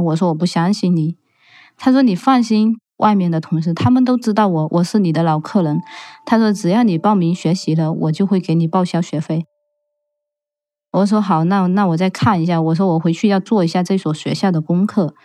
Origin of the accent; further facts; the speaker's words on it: Fujian, China; moved away as an adult; now in United States; 我是来自福建的